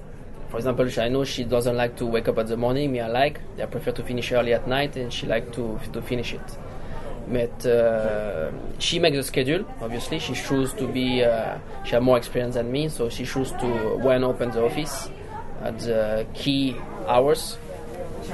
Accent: southern France, France; accent: Southern French; English is a second language; I come from the South, so there is a lot of accent, very strong accent in French in the South.

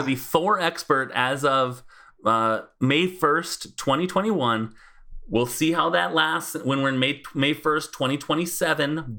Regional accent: United States; I'm American

